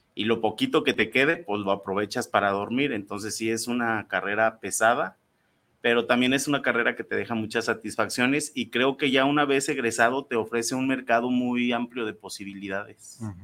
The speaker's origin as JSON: {"language": "Spanish", "town": "Irapuato", "region": "Guanajuato", "country": "Mexico", "said": "yo también soy de Irapuato"}